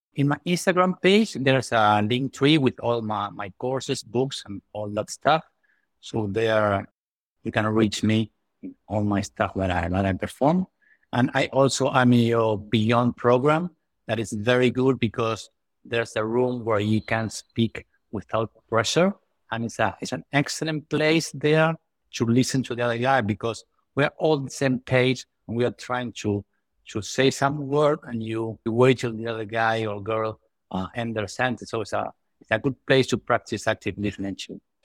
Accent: Buenos Aires, Argentina; English is a second language; I'm from Buenos Aires, Argentina.

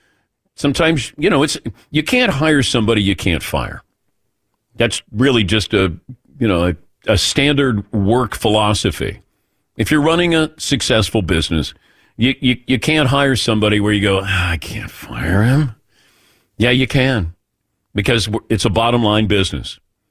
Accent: Ohio, United States; growing up in Ohio, I understand, you know, when you talk bad about the Buckeyes, people want to come after you.

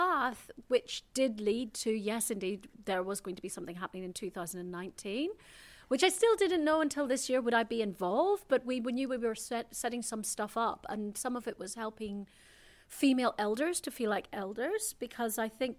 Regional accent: Ireland; And I should have got sent back to Ireland, my home country, but there were no flights.

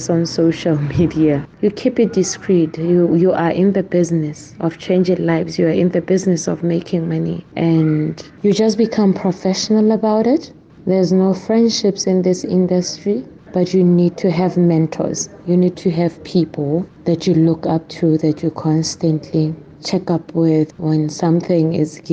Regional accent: Rustenburg, North West, South Africa; I'm born and bred in the Northwest in the area called Rustenburg

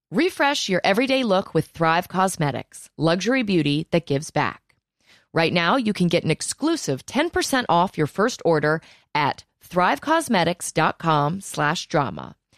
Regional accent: Virginia, United States; I'm from Virginia.

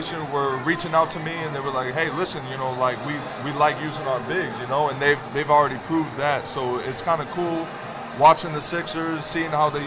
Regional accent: Boston, Massachusetts, United States; moved away as an adult; also born or lived in Santa Cruz; I grew up in Boston. I spent my whole career in Boston

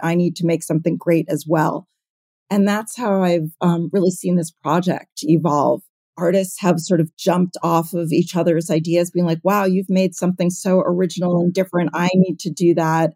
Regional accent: New York City, New York, United States; I grew up in New York City.

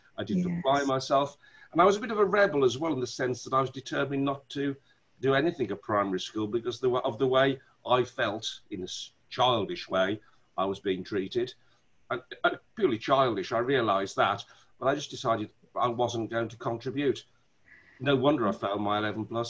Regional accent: Wolverhampton, West Midlands, United Kingdom; I'm from Wolverhampton. You probably can hear the accent come out every now and then, you know, when I talk like that. That's my natural accent.

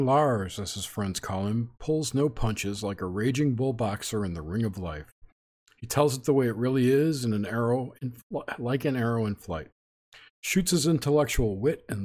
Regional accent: New York, United States; I'm from New York and my family's from New York

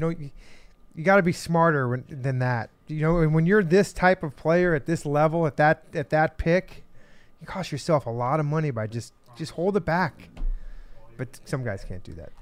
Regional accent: Phoenix, Arizona, United States; I'm from Phoenix in Arizona

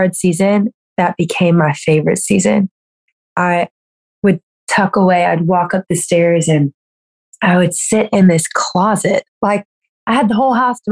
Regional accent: Louisiana, United States; I grew up in Louisiana. I'm like a Southern girl through and through

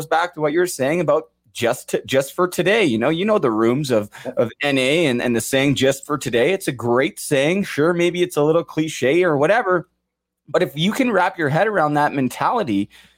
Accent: Kirkland Lake, Ontario, Canada; Shout out Blair, Mandy, and Kirkland Lake. The great hockey town. Great hockey town. I'm from Kirkland Lake.

